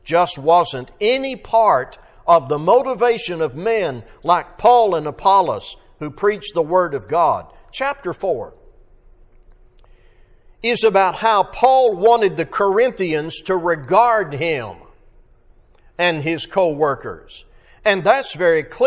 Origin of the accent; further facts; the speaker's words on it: Arkansas, United States; growing up in Arkansas